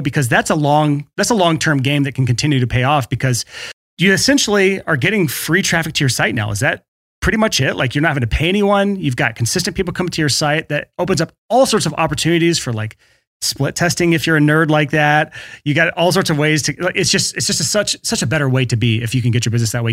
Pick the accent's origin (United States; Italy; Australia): United States; the South; born and raised in the South